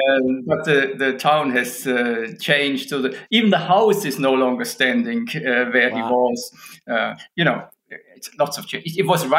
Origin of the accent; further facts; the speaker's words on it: Illertissen, Bavaria, Germany; I was born in Germany, in Illertissen, in southern Germany, small town.